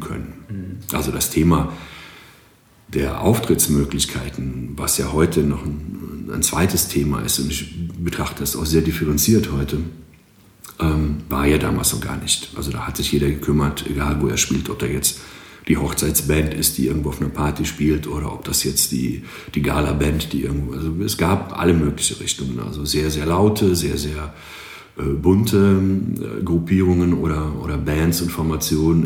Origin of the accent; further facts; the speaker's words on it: Greece; German is a second language; moved away as an adult; now in Aachen, Germany; Ich komme tatsächlich aus Griechenland